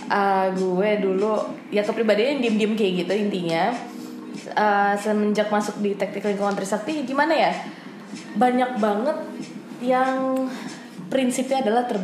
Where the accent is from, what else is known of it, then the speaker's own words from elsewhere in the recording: Bogor, West Java, Indonesia; Karena makanya gue baru sadar gue dari kecil tuh di Bogor ternyata gak